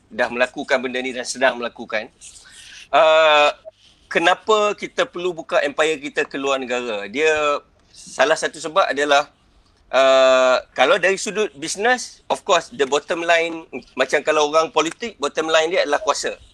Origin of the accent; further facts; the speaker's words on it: Kedah, Malaysia; aku orang Kedah